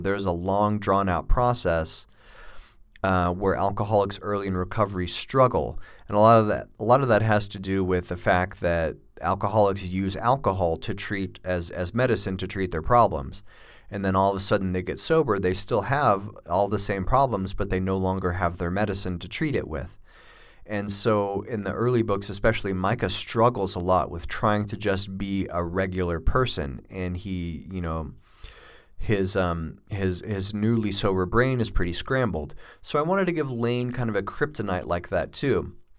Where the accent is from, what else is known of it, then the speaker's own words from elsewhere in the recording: United States; also born or lived in Australia; I'm an American, but I lived in Australia for a couple of years